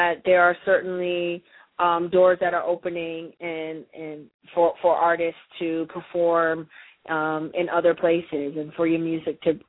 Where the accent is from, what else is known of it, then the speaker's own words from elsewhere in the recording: Windsor, Ontario, Canada; moved away; also born or lived in Detroit; I'm from Windsor, Ontario, Canada.